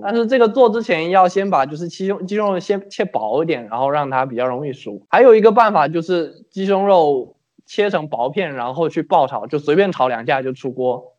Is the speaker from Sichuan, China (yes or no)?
no; Fujian, China; 我们福建那边早，就是闽南这边早晨喜欢吃粥嘛，白粥